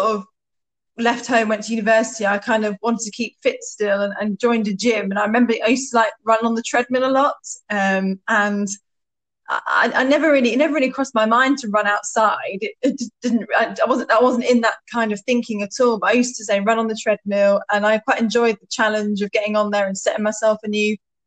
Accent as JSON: {"language": "English", "town": "Stowmarket", "region": "East of England", "country": "United Kingdom", "tie": "born or raised there", "also_born_or_lived": "Ipswich", "moved": "as an adult", "said": "I grew up in Stowmarket"}